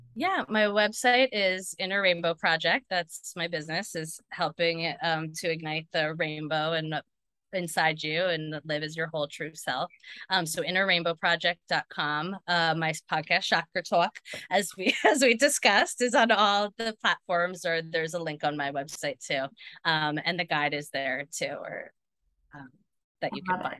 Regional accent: New Jersey, United States; I grew up in New Jersey

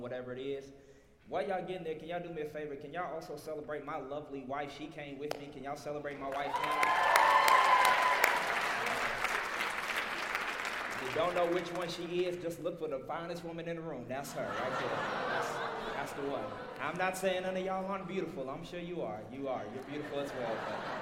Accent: Little Rock, Arkansas, United States; accent: Southern; I'm from Little Rock, Arkansas, born and raised. I got a little South in my mouth

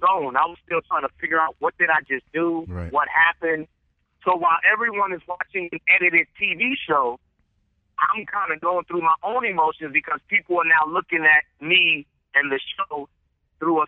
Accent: New York, United States; moved away as an adult; also born or lived in Los Angeles, California; I'm a dude from New York in the middle of South Central

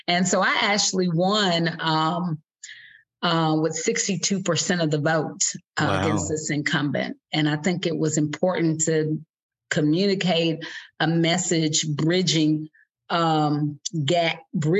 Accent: Lexington, Kentucky, United States; my origin story is at 1081 New Circle Road, Lexington, Kentucky, lot 72. I grew up in a trailer park

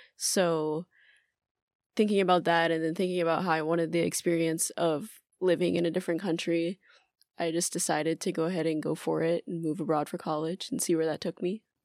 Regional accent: Atlanta, Georgia, United States; moved away as an adult; now in Tokyo, Japan; I'm originally from Atlanta, Georgia, but I've been living in Tokyo for two years now.

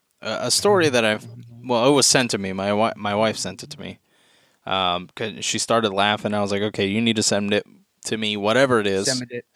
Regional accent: United States; We're American.

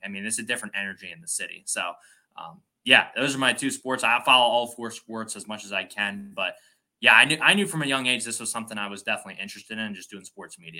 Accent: Philadelphia, Pennsylvania, United States; moved away as an adult; now in Chicago, United States; I was born and raised in Philadelphia. I told you I'm now in Chicago, college, as it has it.

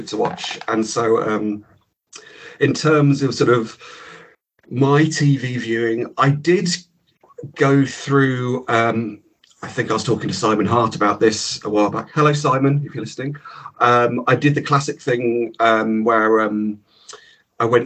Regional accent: Cambridge, East of England, United Kingdom; moved away; also born or lived in Leeds; I grew up in Cambridge, or a village just outside Cambridge

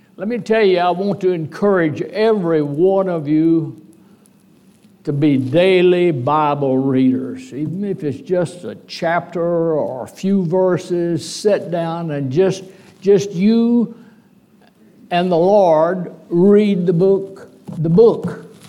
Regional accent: DeQuincy, Louisiana, United States; also born or lived in Lake Charles, Louisiana; De Quincy, my hometown congregation, been a member of it a long time

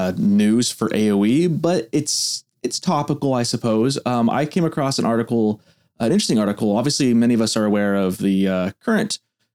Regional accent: United States; as an American.

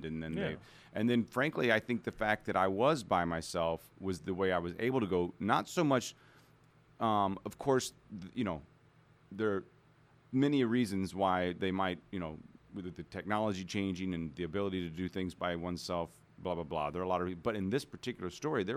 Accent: Missouri, United States; also born or lived in Alabama; I'm from Missouri. I grew up in a small town south of here

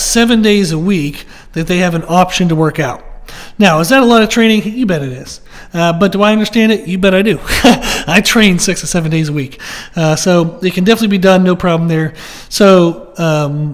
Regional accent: United States

